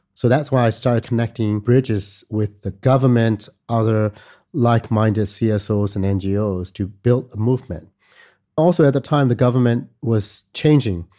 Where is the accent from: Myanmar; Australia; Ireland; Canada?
Myanmar; moved away as an adult; also born or lived in United States; I was born and raised in Myanmar